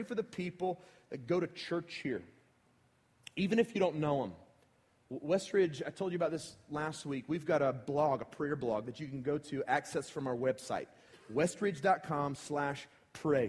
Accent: United States; I'm from Paulding County.

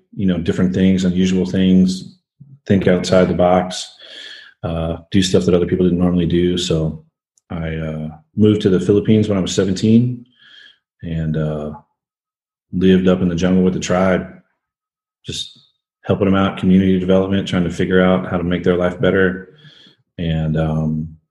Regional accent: Tulsa, Oklahoma, United States; I'm originally from Tulsa, Oklahoma. Grew up a single mom scenario, pretty rough

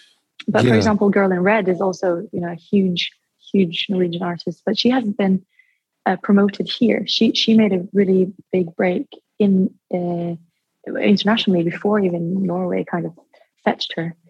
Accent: Dubai, United Arab Emirates; I've always, because I was born in Dubai, and so I went to an international school, but it was a British school.

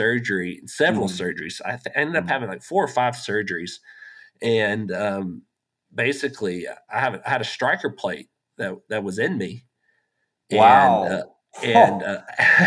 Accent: West Texas, United States; I grew up in West Texas, talked about the days on the cotton farm

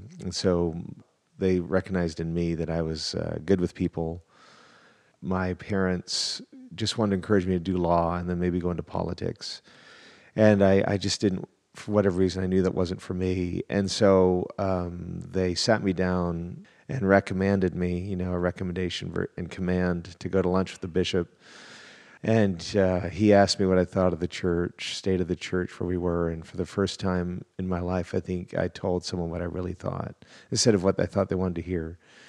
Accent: Canada; also born or lived in England; now in Dallas, United States; I am a Canadian who got to Texas as fast as I could via England.

